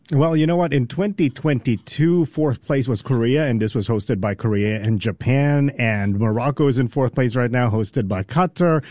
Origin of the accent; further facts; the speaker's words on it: Canada; as we call it in Canada